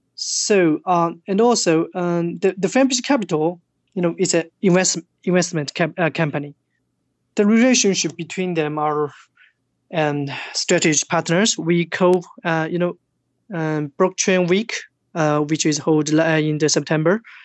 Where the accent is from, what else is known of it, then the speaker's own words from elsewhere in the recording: China; English is a second language; moved away as an adult; also born or lived in Tokyo, Japan; I was born in China